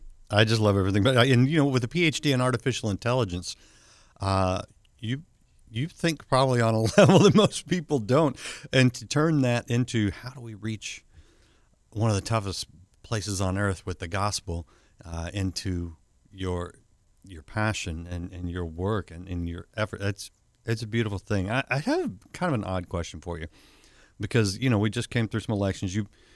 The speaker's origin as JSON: {"language": "English", "country": "United States", "said": "as an American"}